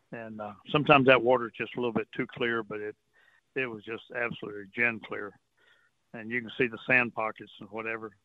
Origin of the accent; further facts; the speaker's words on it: Port Arthur, Texas, United States; also born or lived in Port O'Connor, Texas; I've grown up on the coast all my life, you know. Right. I grew up in Port Arthur